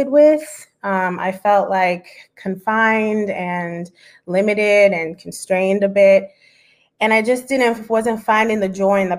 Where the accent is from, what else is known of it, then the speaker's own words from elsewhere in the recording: Broward County, South Florida, United States; I grew up in Broward County, very close to Miami where I am now